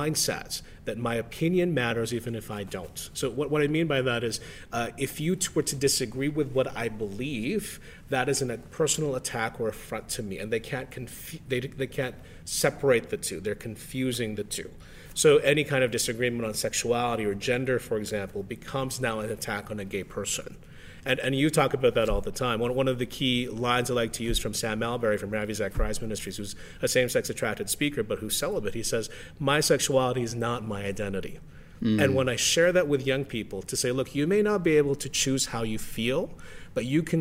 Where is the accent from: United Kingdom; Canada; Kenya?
Canada